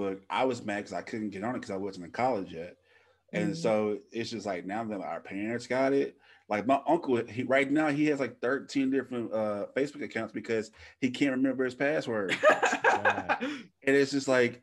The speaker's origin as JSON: {"language": "English", "region": "Louisiana", "country": "United States", "said": "where we're from Louisiana"}